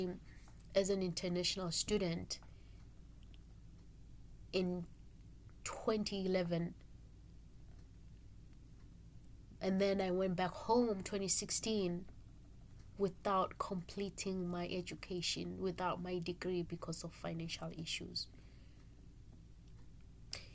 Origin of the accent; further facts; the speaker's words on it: Eswatini; moved away as an adult; now in Salem, Oregon, United States; My country where I come from, I'm from Swaziland, by the way, which has been changed 2018 to be a Swatini